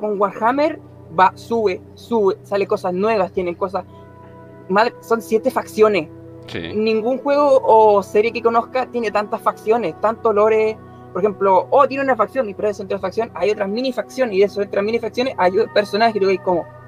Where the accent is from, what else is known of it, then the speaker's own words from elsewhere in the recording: Concepción, Biobío, Chile; soy de Chile, Concepción